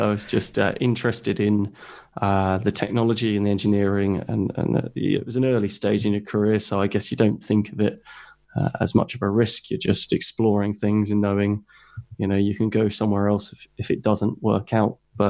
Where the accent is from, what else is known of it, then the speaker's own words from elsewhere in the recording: South East England, United Kingdom; So I'm obviously from the UK. I grew up in Hampshire and in the South Coast.